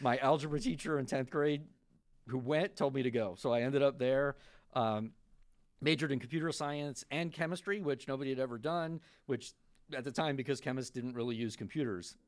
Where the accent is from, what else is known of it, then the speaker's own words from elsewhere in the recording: Florida, United States; also born or lived in New York; I was born in New York. I grew up in Florida mostly